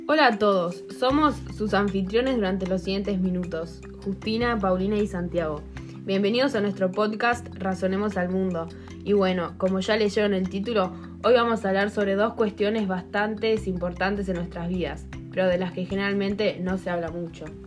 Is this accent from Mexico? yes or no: no; Uruguay; siendo uruguayos menores de edad que viven en el siglo XXI y van al British